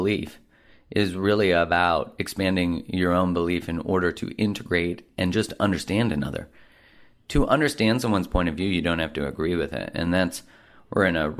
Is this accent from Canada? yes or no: yes; Canada; being a Canadian